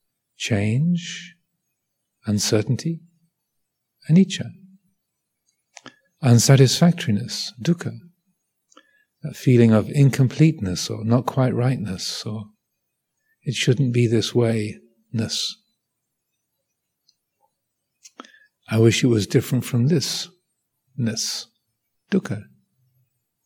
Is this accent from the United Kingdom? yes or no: yes; United Kingdom; I am British.